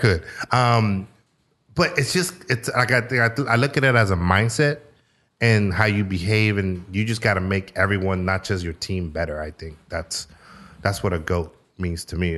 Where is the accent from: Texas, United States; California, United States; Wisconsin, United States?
California, United States; San Francisco; now in Sacramento, United States; growing up in San Francisco